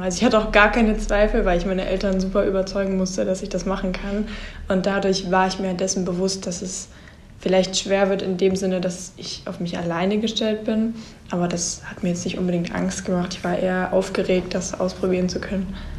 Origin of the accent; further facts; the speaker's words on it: Germany; Ich komme aus Deutschland und ich bin ein Austauschschüler.